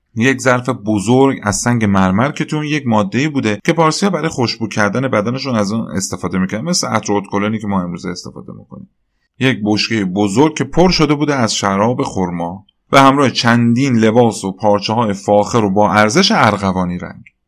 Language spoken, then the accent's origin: Persian; Iran